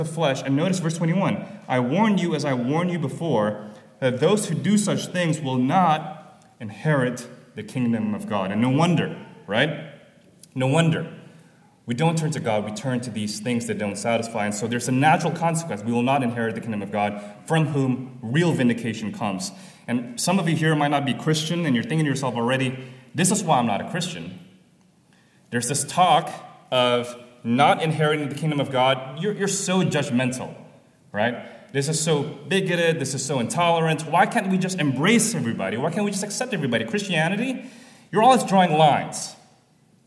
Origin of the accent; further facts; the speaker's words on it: Jakarta, Indonesia; moved away; where I'm coming from Jakarta, Indonesia, this is actually very apparent to me as I was a pastor there